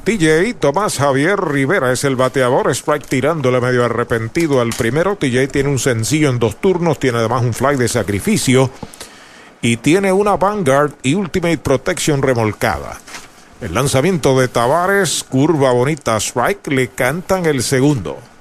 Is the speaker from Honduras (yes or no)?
no; San Sebastián, Puerto Rico; los patrulleros de mi pueblo, de San Sebastián